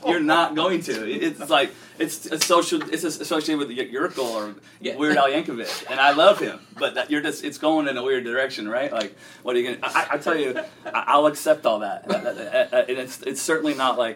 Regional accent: San Diego, California, United States; growing up around San Diego

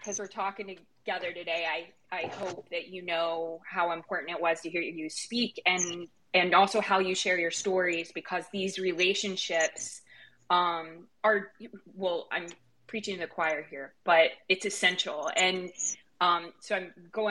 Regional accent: Eastern Kentucky, United States; I was raised in Eastern Kentucky

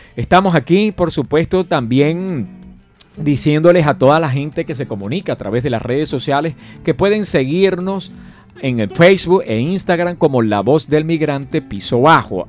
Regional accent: Venezuela; now in Colombia

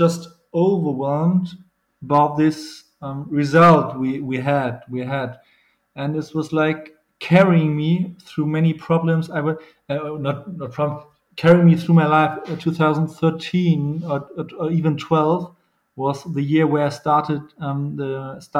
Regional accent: Hamburg, Germany; English is a second language; moved away as an adult; also born or lived in Bochum; Normally I'm from Hamburg. I'm from the northern part of Germany

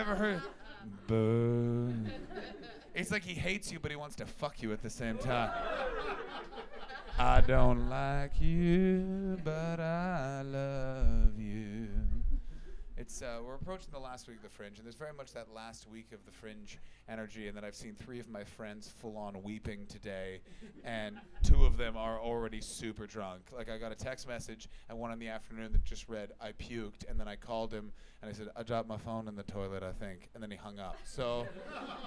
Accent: Ontario, Canada; moved away as an adult; now in United Kingdom; I am from Canada

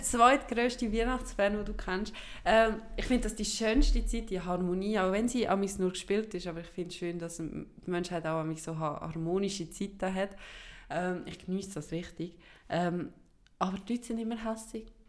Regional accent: Switzerland; first language Swiss German

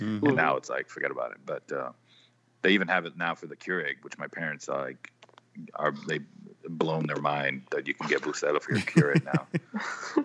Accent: Florida, United States; I grew up in Florida

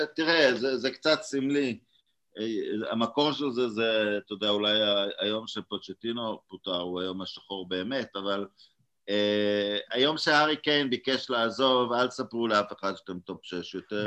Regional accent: Israel; now in Hungary; כישראלים אה, יש לנו, וגם כמי שגר בהוגריה

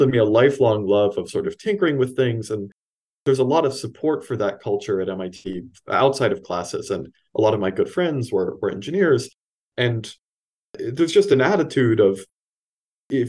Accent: Los Angeles, California, United States; moved away as an adult; also born or lived in East Coast, United States; I grew up in Los Angeles, California, born and raised, and then moved down to the East Coast for college

